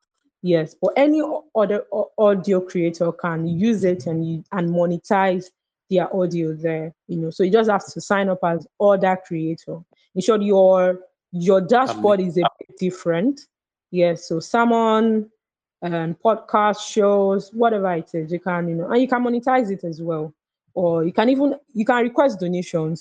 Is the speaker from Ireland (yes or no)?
no; Lagos, Nigeria; I was born in Lagos and, you know, I grew up here.